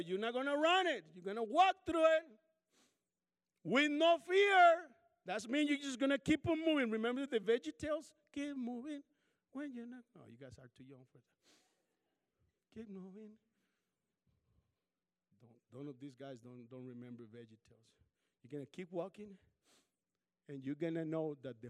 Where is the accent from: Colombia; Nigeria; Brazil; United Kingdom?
Colombia; now in Kansas, United States; I'm from Colombia, South America.